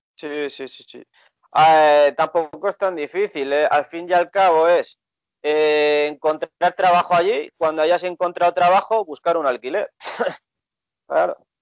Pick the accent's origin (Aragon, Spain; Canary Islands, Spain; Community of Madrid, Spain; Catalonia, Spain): Catalonia, Spain; Barcelona; yo era de Barcelona, español